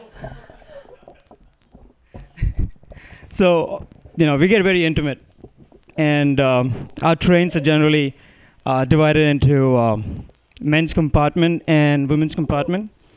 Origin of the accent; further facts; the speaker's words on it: India; now in United States; I'm Indian